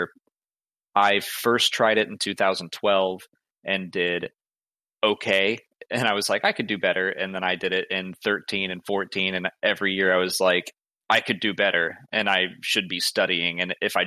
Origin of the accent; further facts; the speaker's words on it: Atlanta, Georgia, United States; I'm from Atlanta